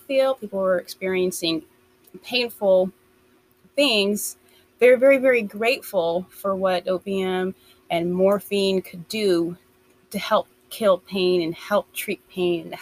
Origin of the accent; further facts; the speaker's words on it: United States; I'm from the States